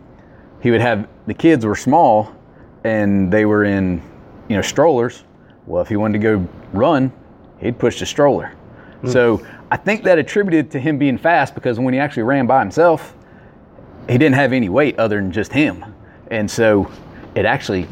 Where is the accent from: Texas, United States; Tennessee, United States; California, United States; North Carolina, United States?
North Carolina, United States; Greensboro; we grew up in Hamilton Lakes